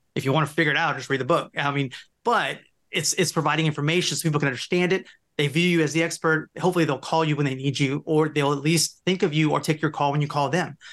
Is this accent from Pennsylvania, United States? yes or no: no; Louisiana, United States; also born or lived in Seattle; we're both from Louisiana, Jack